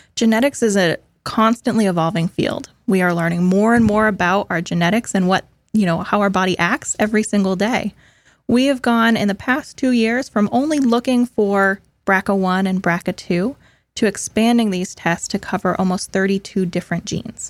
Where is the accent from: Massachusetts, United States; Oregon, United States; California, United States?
Massachusetts, United States; moved away as an adult; also born or lived in Richmond, Virginia; now in Florida, United States; I'm originally from Massachusetts, um, born and raised